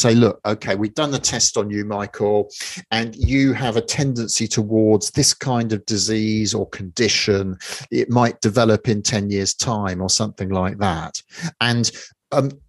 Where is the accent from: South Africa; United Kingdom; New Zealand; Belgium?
United Kingdom; London; born and raised in London